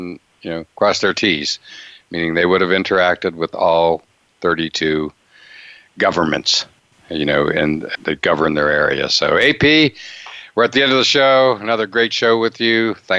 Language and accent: English; Altoona, Pennsylvania, United States; I grew up in Altoona, Pennsylvania